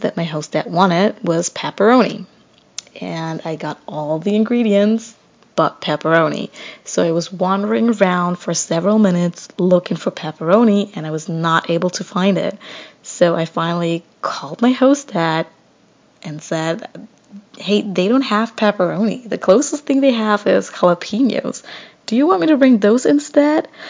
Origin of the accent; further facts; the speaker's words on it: Germany; English is a second language; moved away as an adult; now in United States; I'm originally from Germany, but I'm currently living in the US as an au pair